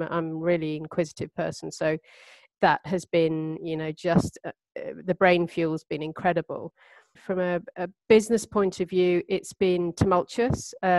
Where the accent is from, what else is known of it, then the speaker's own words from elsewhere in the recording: Cyprus; born there; also born or lived in India / Turkey; I was born in Cyprus. And then we moved to India, where my sister Emma Craigie was born. And then we moved on to Turkey after that.